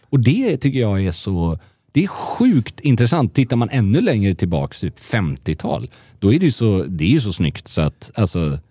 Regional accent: Gothenburg, Västra Götaland, Sweden; moved away as an adult; now in Stockholm, Sweden; Göteborg som göteborgare

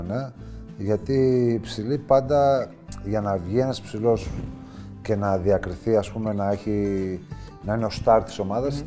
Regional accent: Karditsa, Thessaly, Greece; Θα γίνω δήμαρχο στην πόλη μου.

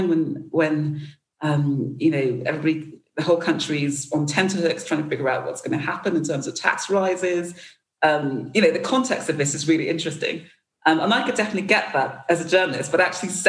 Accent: United Kingdom; I'm black British

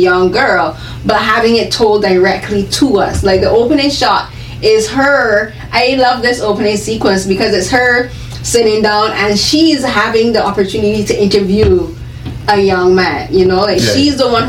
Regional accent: Barbados; I grew up in, I'm from Barbados

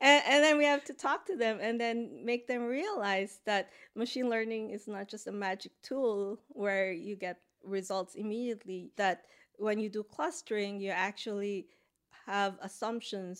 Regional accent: Philippines; moved away as an adult; also born or lived in United States; now in Boston, United States; I grew up in the Philippines, so I had my undergrad there

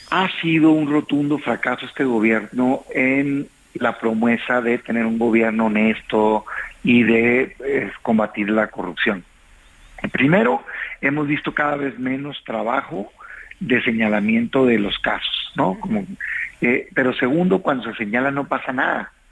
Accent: Mexico; Yo lo digo como mexicano

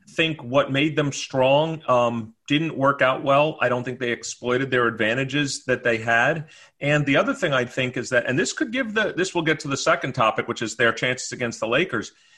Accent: New York, United States; growing up in New York

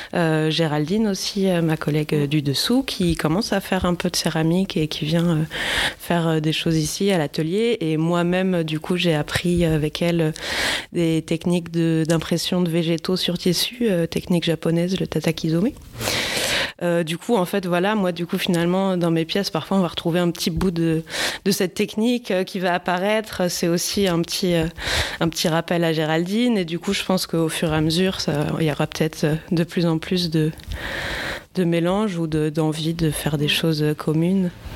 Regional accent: Brittany, France; moved away as an adult; je viens de Bretagne, mais j'ai passé longtemps ailleurs en France en études

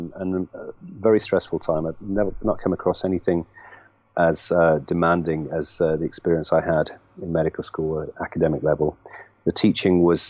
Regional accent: Nottingham, East Midlands, United Kingdom; also born or lived in London; born and bred here in Nottingham, and I lived here for my first 19 years

